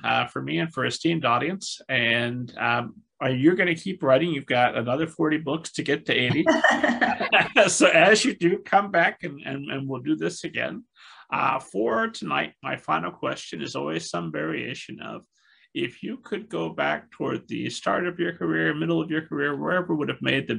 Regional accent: Midwest, United States; I grew up here in the Midwest

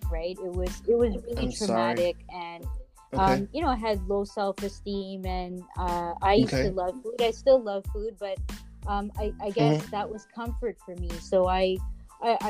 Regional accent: Mississauga, Ontario, Canada; Born and raised.

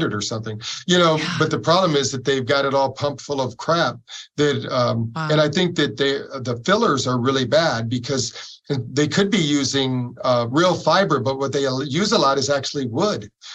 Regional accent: Battle Creek, Michigan, United States; We grew up in Battle Creek, Michigan

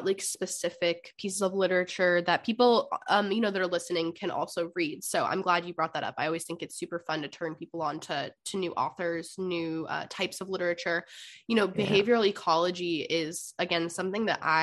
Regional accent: West Coast, United States; someone from the West Coast

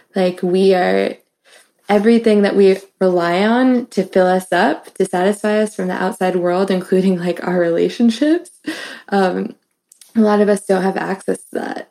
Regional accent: New York City, New York, United States; now in Philadelphia, United States; I'm from New York City

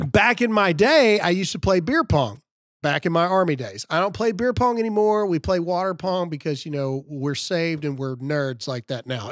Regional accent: Mississippi, United States; I'm from Mississippi

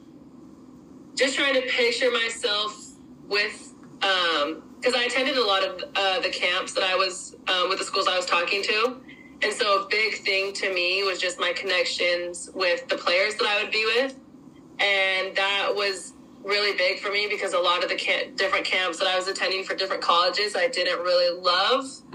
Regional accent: Utah, United States; moved away as an adult; also born or lived in Santa Barbara, California; growing up in Utah, it's definitely a beautiful area

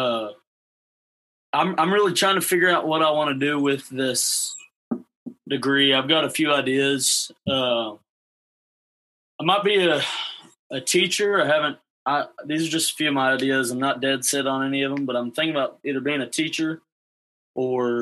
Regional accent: Abilene, Texas, United States; I'm from the Abilene area

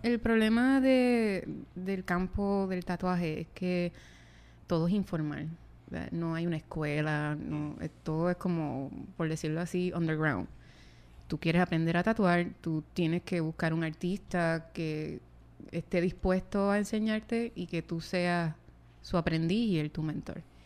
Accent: San Germán, Puerto Rico; de donde yo vengo, de San Germán

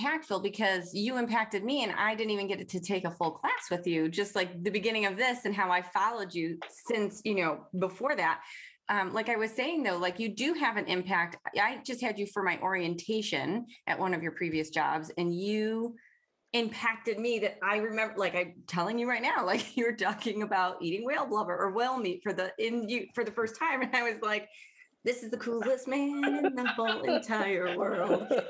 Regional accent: Chicago, Illinois, United States; I grew up in Chicago

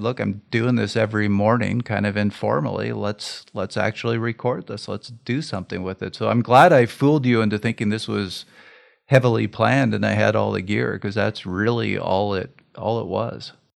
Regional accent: Canada; being Canadian

